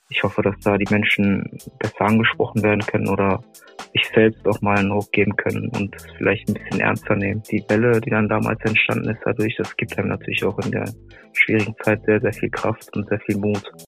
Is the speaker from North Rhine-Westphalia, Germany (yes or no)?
yes; Dortmund, North Rhine-Westphalia, Germany; hier bei uns in Dortmund